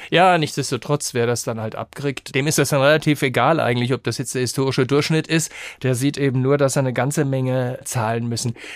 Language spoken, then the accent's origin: German; Rhenish Hesse, Rhineland-Palatinate, Germany; ich komme ja nicht aus Frankfurt, sondern aus Rheinhessen